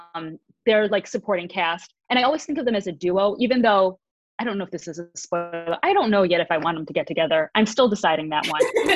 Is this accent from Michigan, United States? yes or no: yes; Michigan, United States; now in Los Angeles, United States; originally from Michigan, I now live in Los Angeles.